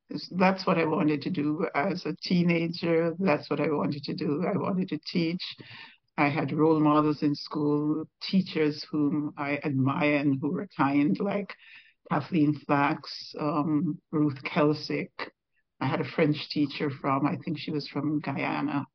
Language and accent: English; Old Road, Saint Mary, Antigua & Barbuda; moved away as an adult; now in Montreal, Canada; I grew up in Old Road, actually, went to the Antigua Girls High School